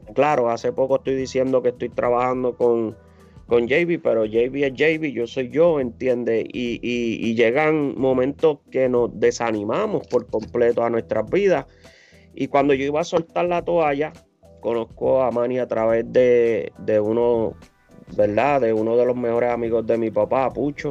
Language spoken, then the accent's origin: Spanish; Humacao, Puerto Rico; now in United States; Soy de Macao